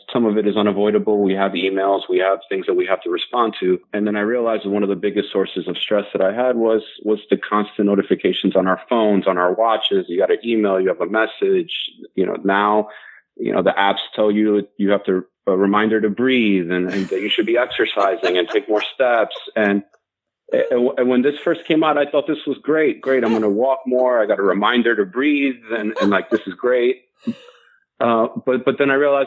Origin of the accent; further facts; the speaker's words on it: New York, United States; moved away as an adult; now in Baltimore, United States; I'm born and raised in New York and have migrated down to Maryland and been here for 6 years